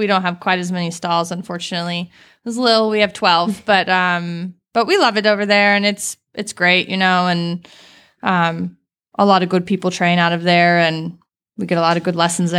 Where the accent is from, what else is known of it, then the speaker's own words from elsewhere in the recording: the South, United States; moved away as an adult; I'm from the South, you know. Like, my dad couldn't believe I was moving north.